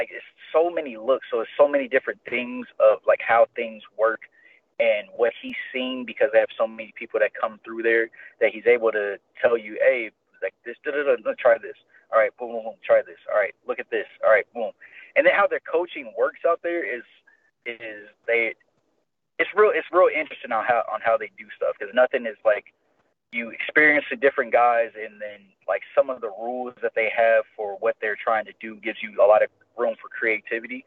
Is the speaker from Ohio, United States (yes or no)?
yes; Ohio, United States; moved away as an adult; now in Las Vegas, United States; my home state